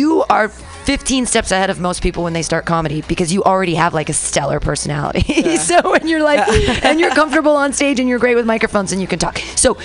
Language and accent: English; United States; growing up in America